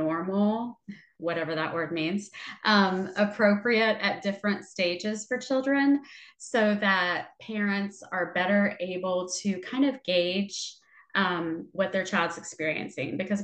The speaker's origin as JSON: {"language": "English", "region": "Ohio", "country": "United States", "moved": "yes", "lives_now": "Texas, United States", "said": "I'm not originally from Texas. I'm originally from Ohio"}